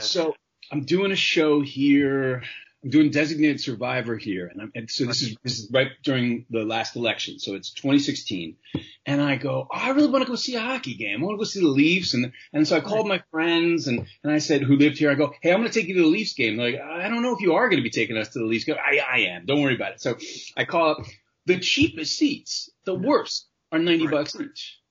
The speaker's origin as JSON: {"language": "English", "town": "New York City", "region": "New York", "country": "United States", "tie": "born or raised there", "also_born_or_lived": "Los Angeles, United States / Santa Barbara, United States", "moved": "yes", "lives_now": "Toronto, Canada", "said": "I grew up in Manhattan"}